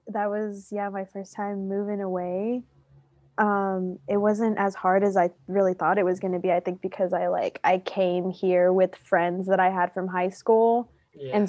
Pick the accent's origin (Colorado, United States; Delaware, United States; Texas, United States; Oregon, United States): Texas, United States; Houston; moved away as an adult; now in San Marcos, United States; I am from Houston, Texas, born and raised.